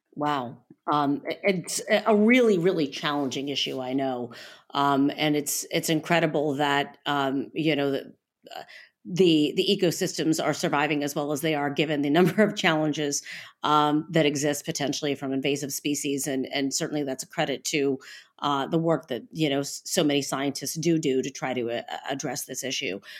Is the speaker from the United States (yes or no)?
yes; Ohio, United States; I'm from Ohio and I am from the North Coast. Lake Erie is my lake